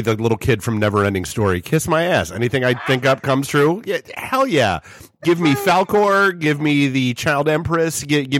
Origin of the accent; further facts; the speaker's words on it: New England, United States; moved away; growing up in New England